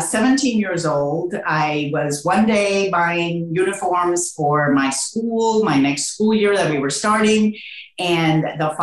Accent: Alabama, United States; accent: Southern; English is a second language; So if you hear a little bit of a Southern accent at times with my Spanish accent, that's why. I learned English in Alabama, really.

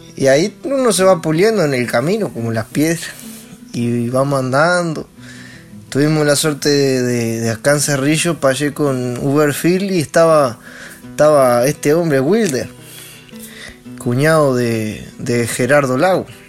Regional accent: Los Cerrillos, Canelones, Uruguay; soy acá de los cerrillos, Canelón de donde era Juan Pedro López

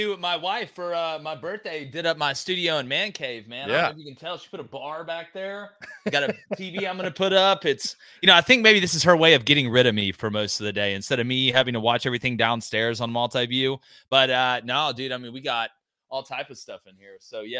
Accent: the South, United States; also born or lived in Montana; The only good part about growing up in the South

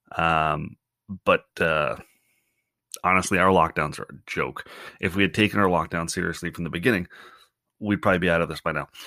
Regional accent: Canada; also born or lived in Ontario; as a Canadian

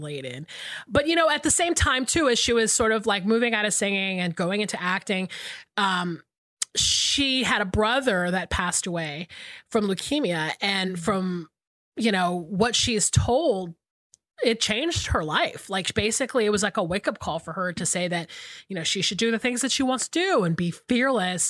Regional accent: South Carolina, United States; moved away as an adult; also born or lived in Georgia; I moved to South Carolina when I was 5 years old and basically lived between South Carolina and Georgia until I was almost 40.

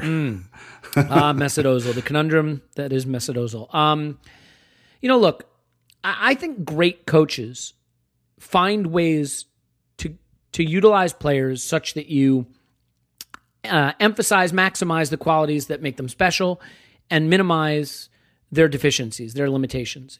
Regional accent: United States

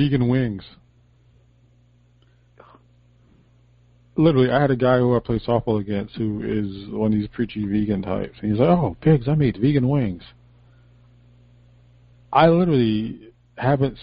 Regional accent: Connecticut, United States; I'm from Connecticut

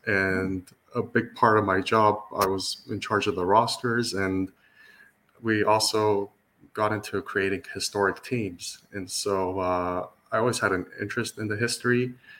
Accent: Los Angeles, California, United States; So I grew up in Los Angeles. I was born in LA.

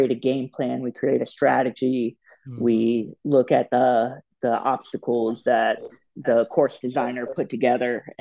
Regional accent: Florida, United States; I'm from Florida originally

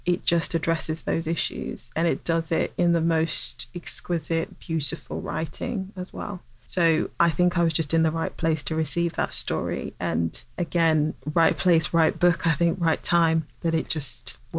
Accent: England, United Kingdom; I had to confront a lot of my own feelings around race as a dark-skinned black woman growing up in England, where that is not the standard of beauty.

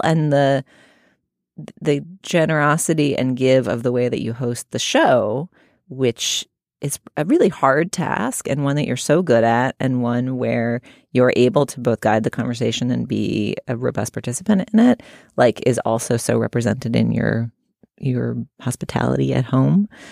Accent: Boston, Massachusetts, United States; moved away; growing up in New England and in Boston in particular

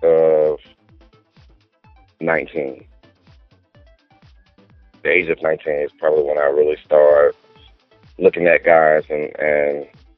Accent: New Jersey, United States; now in Atlanta, United States; I'm originally from New Jersey and been in Atlanta, Georgia for over 15 years, off and on.

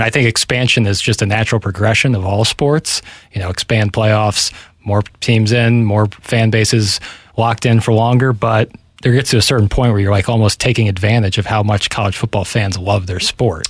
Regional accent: St. Louis, Missouri, United States; I'm from St. Louis, Missouri.

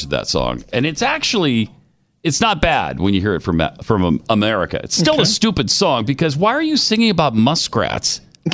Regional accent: Montana, United States; moved away; I'm from Montana originally

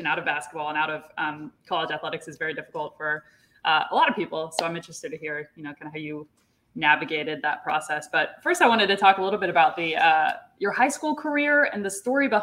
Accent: Kansas City, United States; I grew up playing basketball in Kansas City

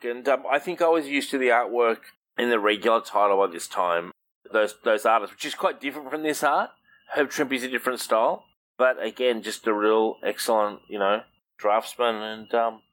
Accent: Australia; I'm Australian

